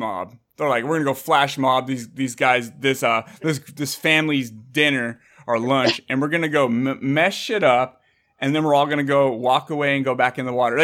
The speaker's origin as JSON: {"language": "English", "town": "San Jose", "region": "California", "country": "United States", "tie": "born or raised there", "said": "I grew up in San Jose, Santa Clara."}